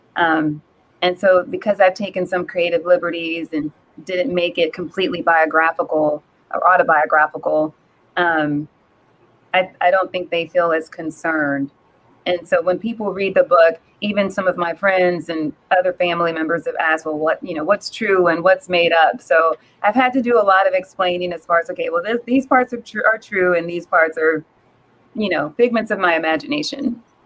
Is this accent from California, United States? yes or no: no; New Orleans, Louisiana, United States; moved away as an adult; also born or lived in Minnesota; now in Dallas, United States; I am originally from New Orleans, Louisiana, born and raised. Um, I currently live in Dallas, Texas.